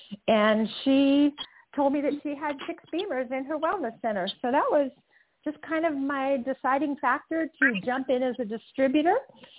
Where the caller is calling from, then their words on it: Utah, United States; I am calling in from beautiful Utah right now.